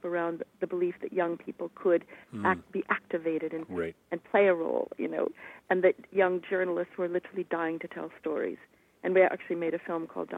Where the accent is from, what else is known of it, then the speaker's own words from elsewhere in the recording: Cedar Rapids, Iowa, United States; I grew up in Cedar Rapids, Iowa, and it's a really wonderful town surrounded by cornfields